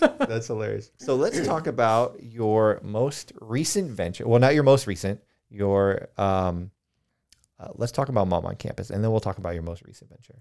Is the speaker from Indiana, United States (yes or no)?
no; Colorado, United States; now in Charleston, United States; I grew up in Colorado